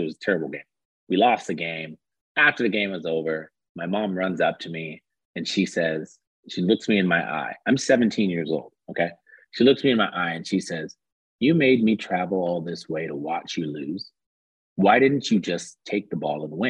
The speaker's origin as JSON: {"language": "English", "region": "California", "country": "United States", "tie": "born or raised there", "said": "I grew up in California"}